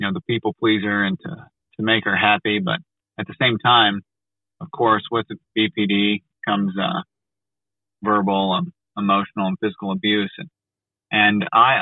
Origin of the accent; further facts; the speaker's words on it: United States; I'm from America